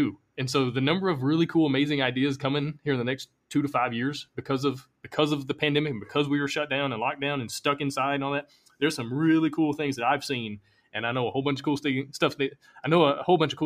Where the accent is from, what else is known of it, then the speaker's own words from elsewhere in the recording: Alabama, United States; moved away as an adult; I'm from Alabama. You know, it's probably why I have this accent.